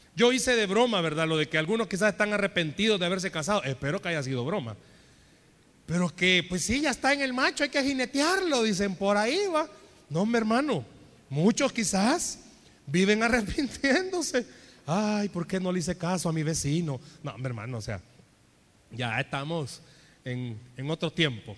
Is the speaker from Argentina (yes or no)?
no; El Salvador; En buen salvadoreño